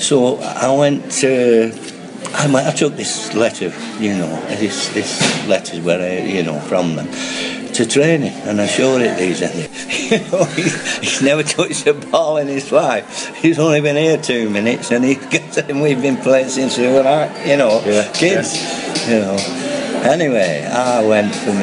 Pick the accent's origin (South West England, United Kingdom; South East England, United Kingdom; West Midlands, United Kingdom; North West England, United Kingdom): North West England, United Kingdom; Heywood; also born or lived in Prestwich; I was born in Haywood, which, you know, it comes under Rochdale's boundaries, I think. But I moved to Prestwich